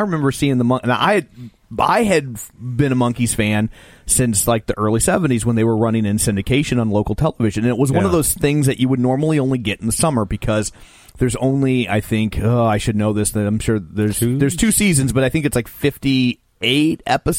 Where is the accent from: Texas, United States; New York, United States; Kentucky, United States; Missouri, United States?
Missouri, United States; St. Louis; We're from St. Louis. We're doing this in St. Louis